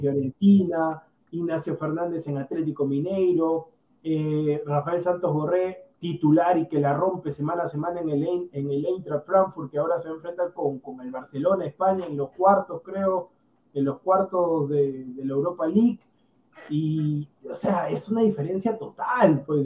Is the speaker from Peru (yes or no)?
yes; Peru; nosotros somos peruanos también